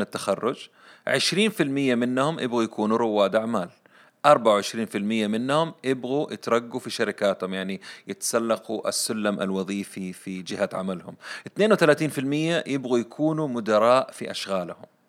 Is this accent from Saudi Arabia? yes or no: yes; Saudi Arabia; عندنا في السعودية